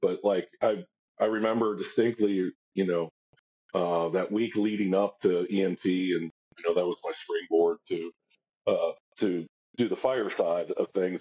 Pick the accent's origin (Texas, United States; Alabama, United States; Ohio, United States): Ohio, United States; Cincinnati; now in St. Augustine, United States; my hometown team, Cincinnati